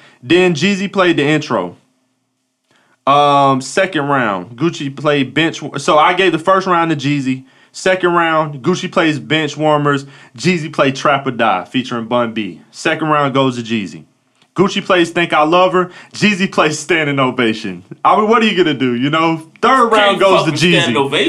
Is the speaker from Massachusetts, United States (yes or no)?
no; Atlanta, Georgia, United States; Been almost 20 years. I'm from Cobb County. Like, I'm from Atlanta.